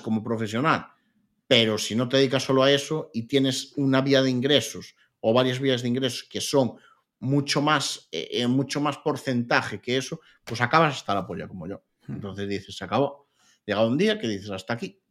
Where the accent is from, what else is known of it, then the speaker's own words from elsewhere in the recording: Lugo, Galicia, Spain; yo soy de Lugo